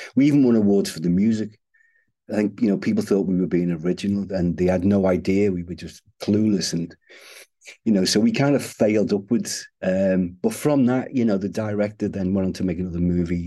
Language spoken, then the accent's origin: English; Liverpool, North West England, United Kingdom; I'm from Liverpool